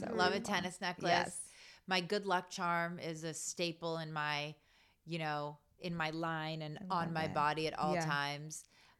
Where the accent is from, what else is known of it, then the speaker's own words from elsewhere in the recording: Malibu, California, United States; Yeah, I grew up in Malibu.